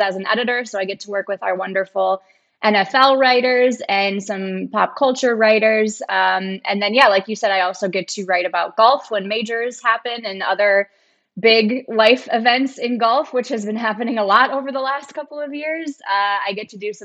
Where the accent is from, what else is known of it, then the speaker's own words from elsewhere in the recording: Minnesota, United States; I am from Minnesota and live there now, which is a great place to be